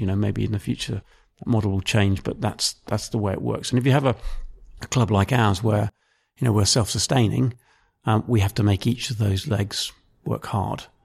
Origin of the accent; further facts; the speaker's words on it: Maidenhead, South East England, United Kingdom; I grew up in, uh, Maidenhead, which is in, um, south of England